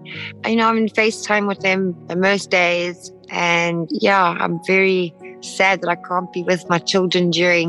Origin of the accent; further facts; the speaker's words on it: South Africa; moved away as an adult; also born or lived in Rhodesia; now in Monaco; I was born in Rhodesia. I was raised in South Africa. I swam and represented South Africa. I grew up with South Africans.